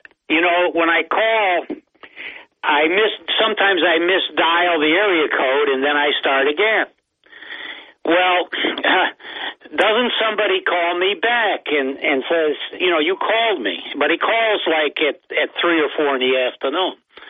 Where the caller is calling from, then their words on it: Binghamton, New York, United States; Yellow, Bob. … from Binghamton.